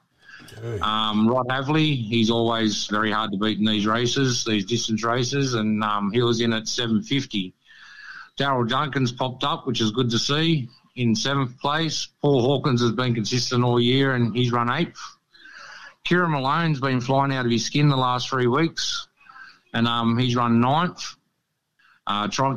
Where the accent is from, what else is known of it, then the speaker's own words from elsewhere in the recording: Sydney, New South Wales, Australia; also born or lived in Canberra / Central Coast; now in Queensland, Australia; I grew up in Sydney